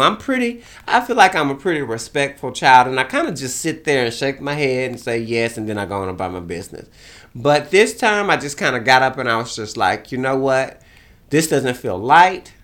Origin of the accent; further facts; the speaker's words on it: Beaumont, Texas, United States; moved away; I kinda rode around Beaumont, looked at my hometown